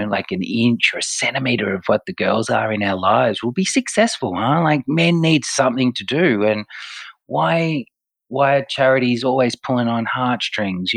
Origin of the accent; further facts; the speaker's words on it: Melbourne, Victoria, Australia; I'm born and bred in Melbourne